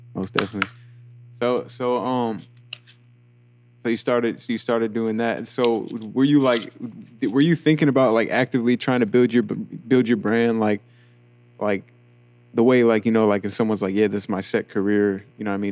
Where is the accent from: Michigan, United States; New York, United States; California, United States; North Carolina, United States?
New York, United States; now in Atlanta, United States; when I moved to Atlanta, 'cause I'm from New York